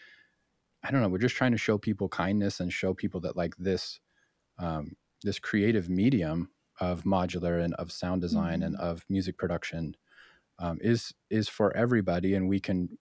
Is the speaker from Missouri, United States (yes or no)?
no; Spokane, Washington, United States; our origins be in Spokane